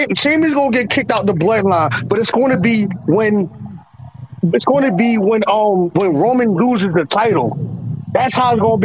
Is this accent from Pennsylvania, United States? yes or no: yes; Philadelphia, Pennsylvania, United States; I'm from Philly